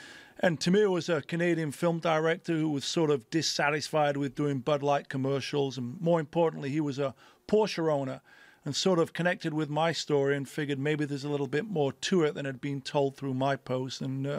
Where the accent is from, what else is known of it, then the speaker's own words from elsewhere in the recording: England, United Kingdom; moved away as an adult; now in United States; growing up in England and then coming to America as a 19-year-old, not knowing anybody, but just sort of following your passion.